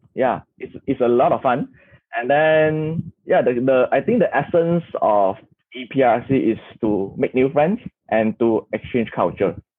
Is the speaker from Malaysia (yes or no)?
yes; Kuala Lumpur, Malaysia; I'm from Kuala Lumpur, Malaysia